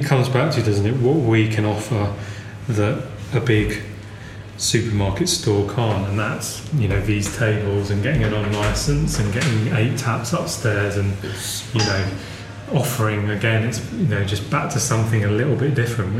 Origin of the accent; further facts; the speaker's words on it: London, United Kingdom; we're all from West London.